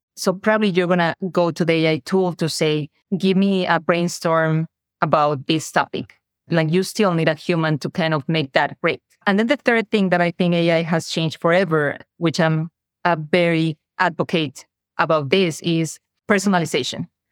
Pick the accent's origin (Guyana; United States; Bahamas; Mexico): Mexico; accent: Mexican; moved away; I am Mexican, has probably my accent already told the audience. And I was in Mexico